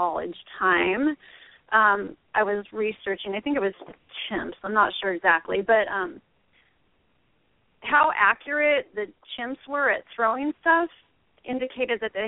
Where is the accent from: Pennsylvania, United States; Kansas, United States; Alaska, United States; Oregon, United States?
Oregon, United States; I'm actually from Oregon.